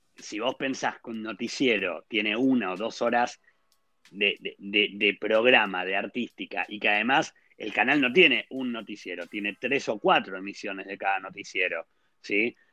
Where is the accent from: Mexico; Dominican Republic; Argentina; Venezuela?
Argentina; moved away as an adult; now in Israel; yo vengo de Argentina